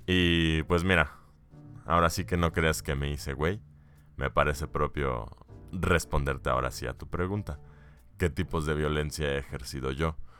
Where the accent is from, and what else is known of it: Mexico